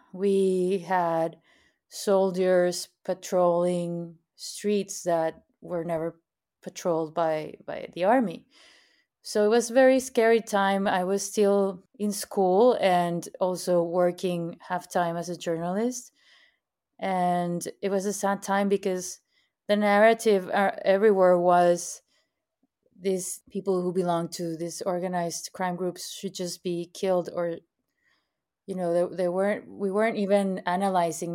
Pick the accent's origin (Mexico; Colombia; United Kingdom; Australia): Mexico; Monterrey, Nuevo León; also born or lived in San Pedro Garza García / Mexico City; I am from Monterrey, Mexico. I was born and raised here